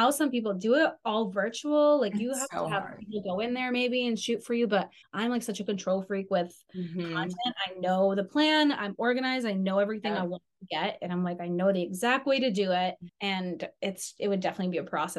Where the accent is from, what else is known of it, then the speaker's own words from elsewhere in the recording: Cape Cod, Massachusetts, United States; also born or lived in Ukraine; It's on Cape Cod in Massachusetts. It's like a little vacation town.